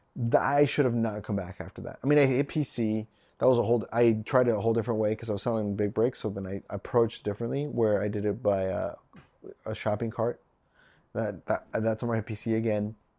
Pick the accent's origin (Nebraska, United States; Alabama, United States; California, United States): Nebraska, United States; I'm from Nebraska.